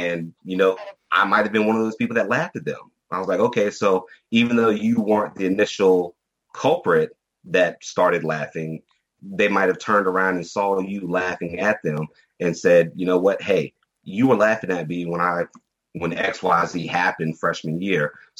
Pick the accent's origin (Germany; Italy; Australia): Germany; but I was raised in Germany. I was I'm ex-military brat right now.